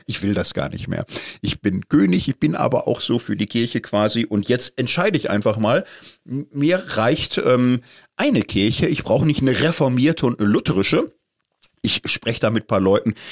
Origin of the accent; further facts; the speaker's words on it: Marburg, Hesse, Germany; ich komme aus der Stadt, wo im Grunde sie nötig gemacht wurde